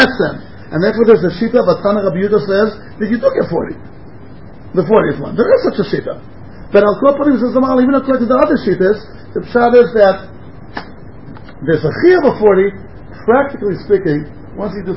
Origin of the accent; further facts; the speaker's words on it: United States; moved away; I grew up in America